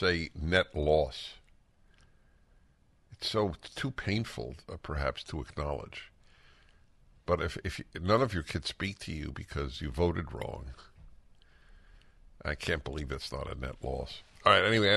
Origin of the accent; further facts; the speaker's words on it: New York, United States; now in Los Angeles, United States; I never think of myself as a New Yorker. I know I grew up there and I can travel the roads without a map